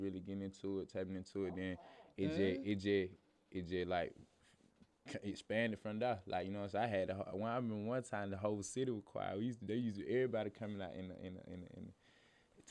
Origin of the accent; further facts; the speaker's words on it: Warner Robins, Georgia, United States; I'm from Warner Robin. I'm from Warner Robin on the north side, Warner Robin, Georgia.